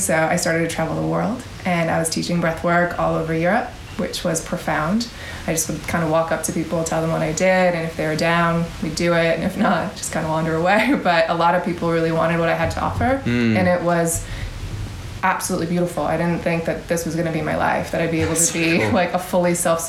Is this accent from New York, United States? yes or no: yes; New York, United States; moved away; I am originally from New York.